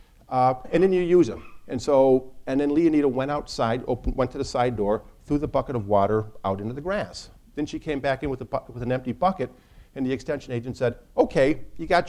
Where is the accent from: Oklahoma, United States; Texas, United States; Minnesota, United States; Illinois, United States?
Illinois, United States; Northern; now in Chicago, United States; I'm from Northern Illinois and I live in Chicago